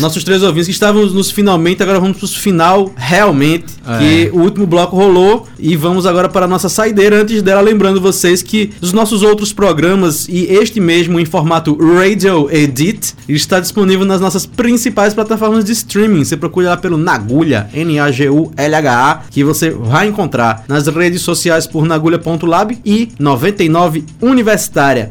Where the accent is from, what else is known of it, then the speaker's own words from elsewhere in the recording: Bahia, Brazil; Eu sou baiano